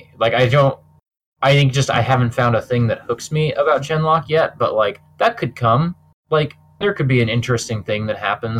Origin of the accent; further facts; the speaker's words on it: Kansas, United States; I'm from Kansas